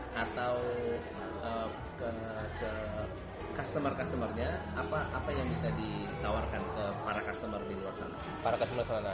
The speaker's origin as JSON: {"language": "Indonesian", "region": "West Sumatra", "country": "Indonesia", "said": "Saya berasal dari Sumatera Barat."}